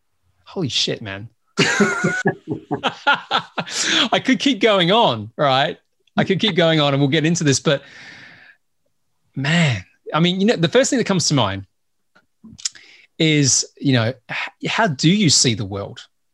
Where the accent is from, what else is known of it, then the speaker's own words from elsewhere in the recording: Australia; also born or lived in United States; now in United Kingdom; So partly because I'm Australian, right? And we don't have much culture there. And I now live in the UK. I've lived in the US and my accent's all over the place.